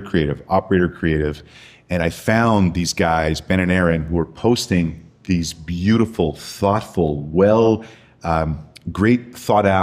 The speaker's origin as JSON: {"language": "English", "town": "Montreal", "region": "Quebec", "country": "Canada", "tie": "born or raised there", "moved": "yes", "said": "I grew up in Montreal, Canada"}